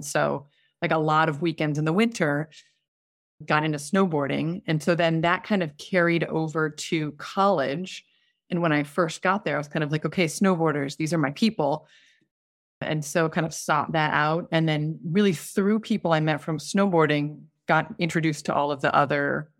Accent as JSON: {"language": "English", "region": "California", "country": "United States", "tie": "born or raised there", "said": "So I grew up in Southern California, kind of moved all over, but by junior high, I was in Southern California in a very not outdoorsy family."}